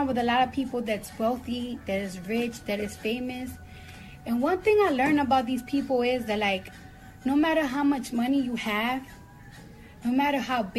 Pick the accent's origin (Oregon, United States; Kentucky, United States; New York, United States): New York, United States; New York City; I'm from New York and the streets is always dirty